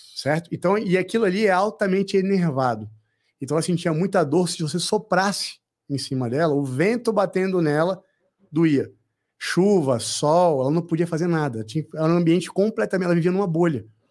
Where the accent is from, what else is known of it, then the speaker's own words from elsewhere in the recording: Brasília, Federal District, Brazil; eu sou de Brasília